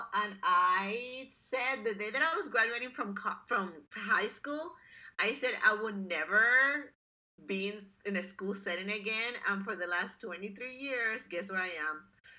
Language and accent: English; Puerto Rico; I am from Puerto Rico. I love the beach.